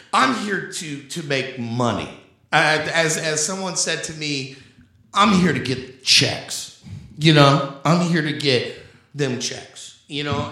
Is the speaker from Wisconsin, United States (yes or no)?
no; Indianapolis, Indiana, United States; growing up in Indianapolis